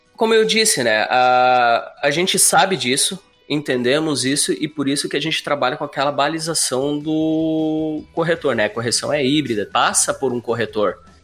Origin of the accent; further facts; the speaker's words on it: Curitiba, Paraná, Brazil; moved away as an adult; now in Florianópolis, Brazil; natural de Curitiba, Paraná, vivendo já seis anos em Florianópolis